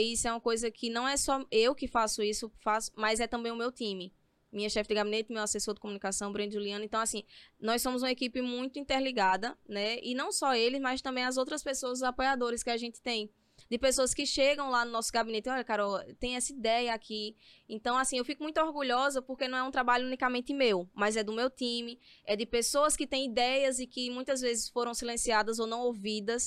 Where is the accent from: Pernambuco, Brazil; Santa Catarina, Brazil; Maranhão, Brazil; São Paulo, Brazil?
Pernambuco, Brazil; Toritama; a questão da cultura, da juventude e da economia lá da minha cidade